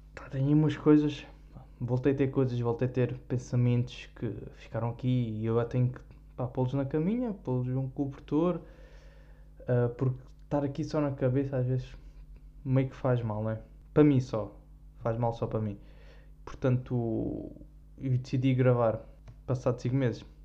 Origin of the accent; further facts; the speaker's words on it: Algarve, Portugal; accent: Algarvian; como eu sou algarvio